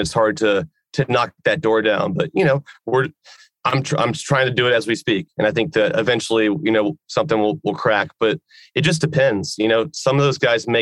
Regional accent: Georgia, United States; in my home state

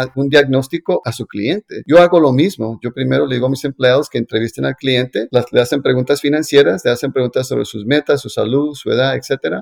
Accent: Colombia; como yo soy colombiano

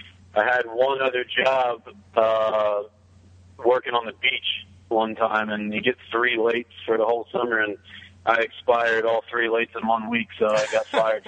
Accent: New Jersey, United States; used to work a split shift in the summer at a restaurant that she worked at for like 30 years, where I grew up in Cape May County, New Jersey.

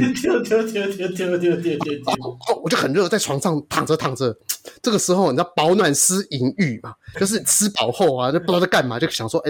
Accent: Shuishang, Chiayi County, Taiwan; 那个呃北回归线它经过就嘉义水上乡了。哦，那就我的故乡。

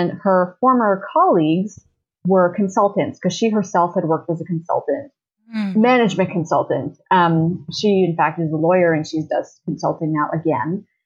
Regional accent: Ottawa, Ontario, Canada; moved away as an adult; also born or lived in Toronto; I grew up in Ottawa

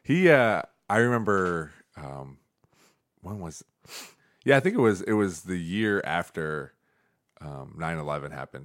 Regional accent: Toledo, Ohio, United States; I grew up in Toledo.

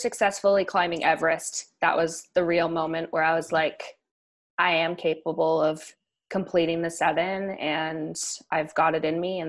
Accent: Vancouver, British Columbia, Canada; moved away; also born or lived in Colorado; I grew up in Vancouver, British Columbia, and I was always surrounded by the mountains.

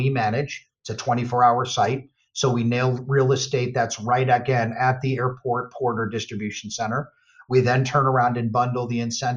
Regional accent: Northeast, United States; my background is I grew up in the Northeast

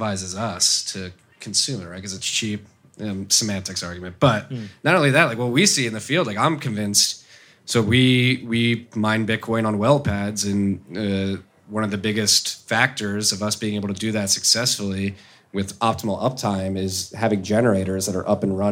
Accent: United States; as an American

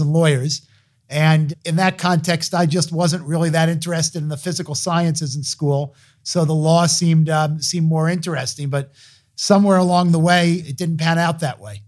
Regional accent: Hartsdale, New York, United States; I grew up outside of New York City in Westchester County in Hartsdale, New York.

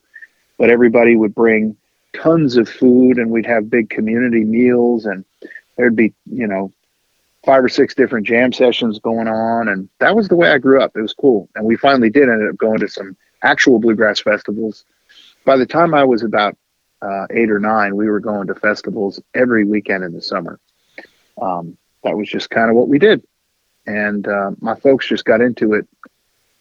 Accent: Ashfield, Massachusetts, United States; moved away; I'm from the hill towns. In fact, we had more cows than people in the area that I grew up

